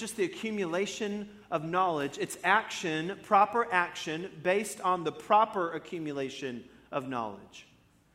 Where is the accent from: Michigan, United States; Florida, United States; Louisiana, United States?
Florida, United States; I'm from Florida